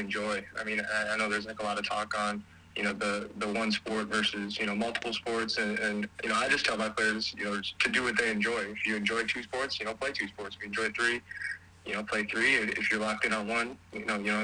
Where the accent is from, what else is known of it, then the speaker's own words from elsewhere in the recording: Appleton, Wisconsin, United States; now in Madison, United States; I'm from Appleton, Wisconsin. I'm currently located in Madison, Wisconsin, but it's about 2 hours north of here, kind of right by Green Bay. That's kind of where I went to high school and grew up and everything.